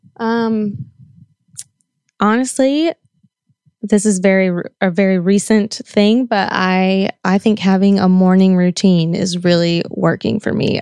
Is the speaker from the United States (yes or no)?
yes; the South, United States; I grew up in the South where, I mean, that's just what you did.